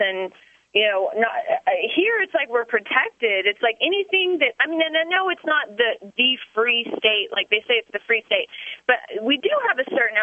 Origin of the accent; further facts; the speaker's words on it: the South, United States; moved away as an adult; now in New Hampshire, United States; I am from the South